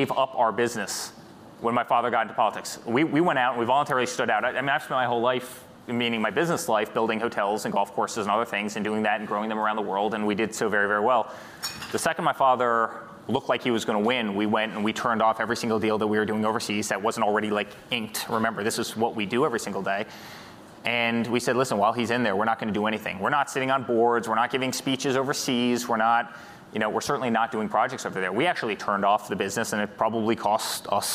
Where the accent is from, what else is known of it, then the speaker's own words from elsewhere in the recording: New York, United States; I was born in New York